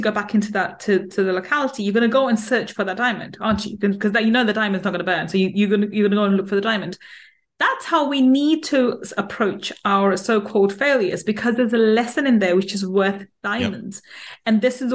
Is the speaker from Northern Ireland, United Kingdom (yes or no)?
no; London, United Kingdom; I grew up in East London